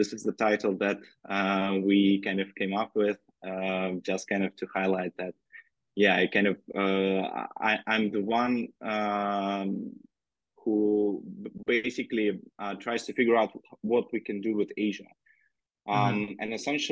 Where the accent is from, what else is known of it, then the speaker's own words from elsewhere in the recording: Russia; moved away as an adult; also born or lived in Moscow, Russia / Berlin, Germany / Beijing, China; I'm originally from Russia